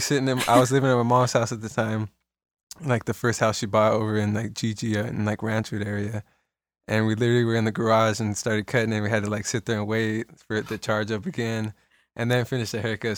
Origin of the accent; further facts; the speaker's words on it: Salinas, California, United States; I was born in Salinas, born and raised in Salinas